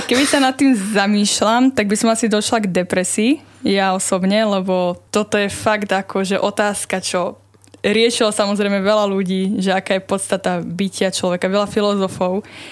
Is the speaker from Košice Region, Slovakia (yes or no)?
no; Levice, Nitra Region, Slovakia; moved away as an adult; now in Trnava, Slovakia; Pochádzam z Levíc